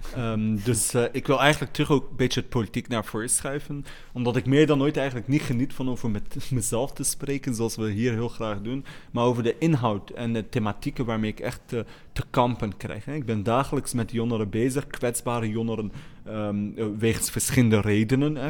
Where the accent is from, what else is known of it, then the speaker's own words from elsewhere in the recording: Molenbeek, Brussels-Capital Region, Belgium; Ik groeide op in Molenbeek in felle armoede.